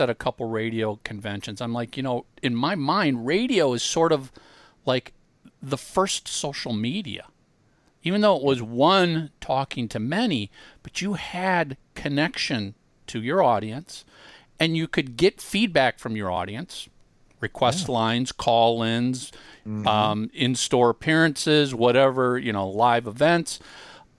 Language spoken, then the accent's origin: English; Minnesota, United States; growing up in Minnesota